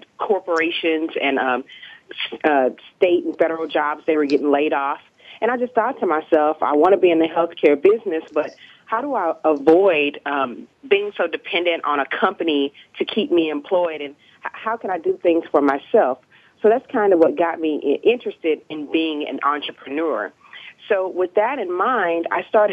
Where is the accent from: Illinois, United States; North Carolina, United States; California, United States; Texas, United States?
Texas, United States; Dallas; also born or lived in Pennsylvania; I was born and raised in Dallas, Texas.